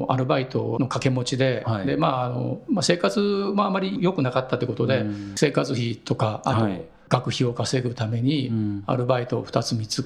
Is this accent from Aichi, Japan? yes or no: yes; Nagoya, Aichi, Japan; 名古屋市ですね、はい、はい、千種区の今池っていうところがあるんですけど、はい、そこですね